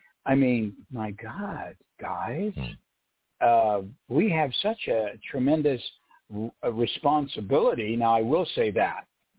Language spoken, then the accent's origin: English; United States; Because I'm an American.